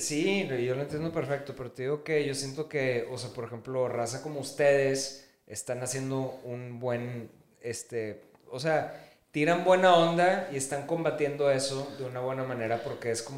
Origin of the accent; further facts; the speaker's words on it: Mexico; como mexicanos somos, o sea, no me quiero poner tan denso, pero somos una raza conquistada